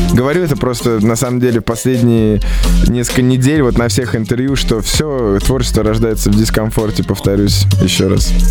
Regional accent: Moscow, Russia; в Москве, в моем родном городе.

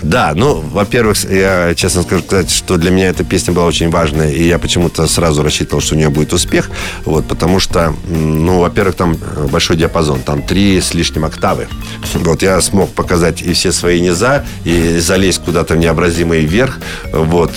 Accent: Kazakhstan; moved away; я родился в Казахстане

